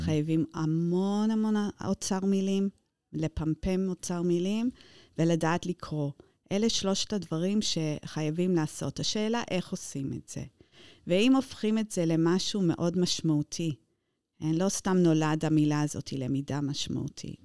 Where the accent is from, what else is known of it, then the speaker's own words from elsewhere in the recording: Luton, East of England, United Kingdom; Hebrew is a second language; moved away as an adult; also born or lived in London; now in Israel; נולדתי דווקא בלוטון, לא בלונדון